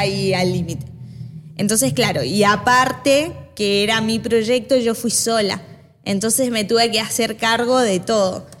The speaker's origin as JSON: {"language": "Spanish", "country": "Argentina", "tie": "born or raised there", "also_born_or_lived": "Chile / India", "lives_now": "Buenos Aires, Argentina", "said": "nací en Chile, criada en Argentina, eh, por eso tengo un acento particular."}